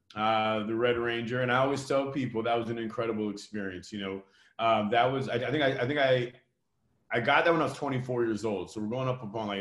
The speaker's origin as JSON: {"language": "English", "town": "Vancouver", "region": "British Columbia", "country": "Canada", "tie": "born or raised there", "said": "I was born in Vancouver, Canada"}